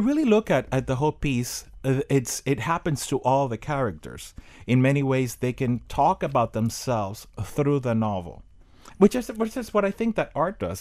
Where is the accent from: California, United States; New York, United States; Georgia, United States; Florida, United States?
Florida, United States; Miami; born or raised there